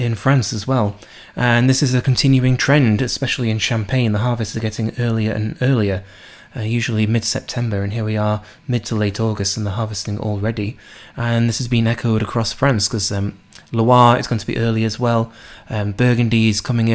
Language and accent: English; United Kingdom; I'm British